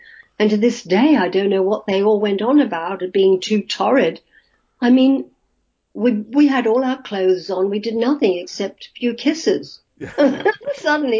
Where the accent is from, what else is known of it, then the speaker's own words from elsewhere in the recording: Australia; accent: Australian; So I ran home and I instantly rubbed out my Australian accent.